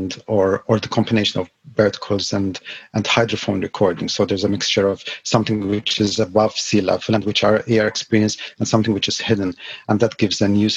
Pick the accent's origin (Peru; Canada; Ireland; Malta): Malta; now in Shetland, United Kingdom; I was born in Malta, yet another island.